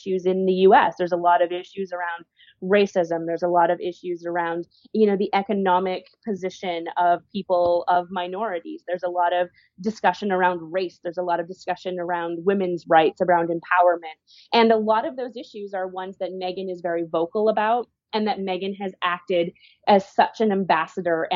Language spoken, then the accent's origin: English; Canada; we're a Commonwealth country here in Canada